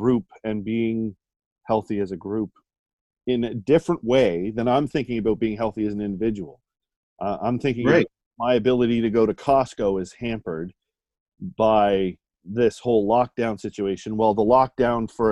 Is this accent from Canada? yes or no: yes; Canada; a Canadian citizen